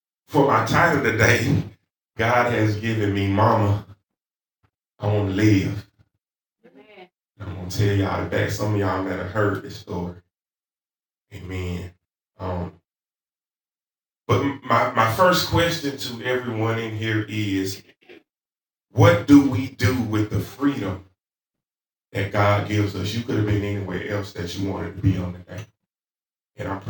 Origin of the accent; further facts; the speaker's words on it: the South, United States; accent: southern; my southern accent